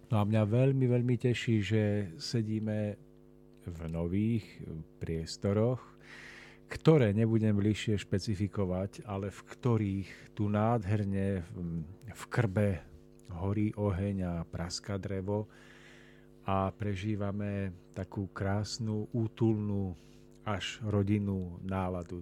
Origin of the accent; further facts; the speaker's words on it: Orava, Žilina Region, Slovakia; hlavne na Orave, odkiaľ pochádzam ja